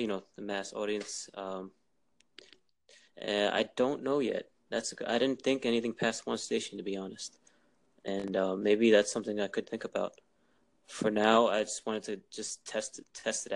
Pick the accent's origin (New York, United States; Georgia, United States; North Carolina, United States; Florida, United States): New York, United States; New York City; I'm in Queens